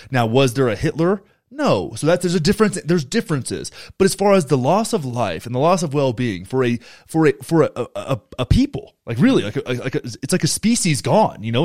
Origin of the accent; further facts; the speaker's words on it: Graham, Texas, United States; moved away; my hometown, Graham, Texas